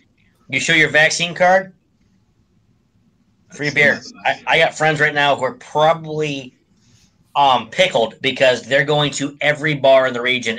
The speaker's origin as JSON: {"language": "English", "town": "Pittsburgh", "region": "Pennsylvania", "country": "United States", "moved": "yes", "lives_now": "New England, United States", "said": "I'm from Pittsburgh."}